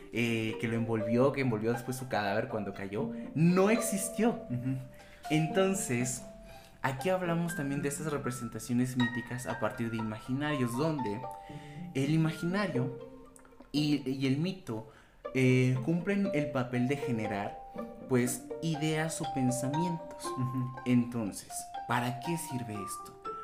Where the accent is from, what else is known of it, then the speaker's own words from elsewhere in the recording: Mexico; para nosotros como mexicanos